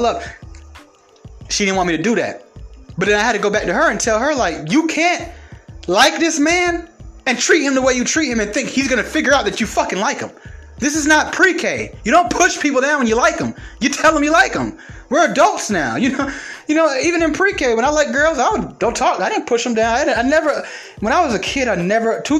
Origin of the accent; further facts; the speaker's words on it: Atlanta, Georgia, United States; I'm from Atlanta